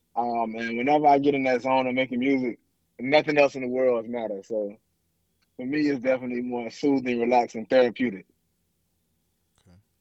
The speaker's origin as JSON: {"language": "English", "town": "Miami", "region": "Florida", "country": "United States", "tie": "born or raised there", "moved": "yes", "lives_now": "Houston, United States", "said": "growing up in Miami"}